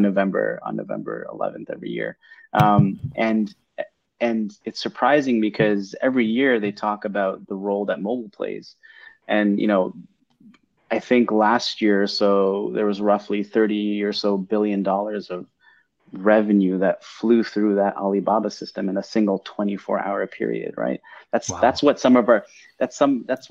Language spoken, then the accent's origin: English; Mississauga, Ontario, Canada; also born or lived in Toronto; born and raised in Toronto, grew up in Mississauga